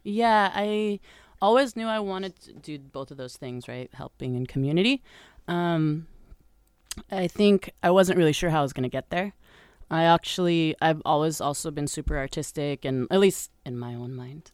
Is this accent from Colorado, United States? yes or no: yes; Colorado, United States; moved away as an adult; also born or lived in Brazil; I was born in Colorado to, let's see, I was, I lived there until I was about eighteen